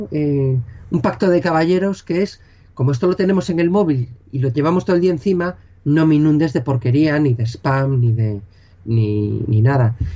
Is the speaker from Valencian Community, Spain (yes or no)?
no; Galicia, Spain; accent: Galician; Yo soy gallego